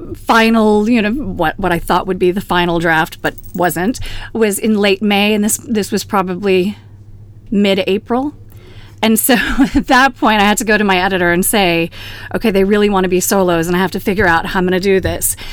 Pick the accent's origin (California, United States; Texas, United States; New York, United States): Texas, United States; Houston; moved away; also born or lived in France; my hometown of Houston